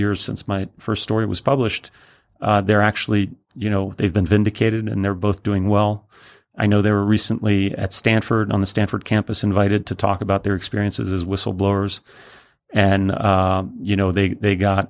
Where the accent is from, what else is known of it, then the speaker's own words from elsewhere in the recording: Paris, Île-de-France, France; also born or lived in Brussels, Belgium; now in New York, United States; My father's French, and I grew up in Paris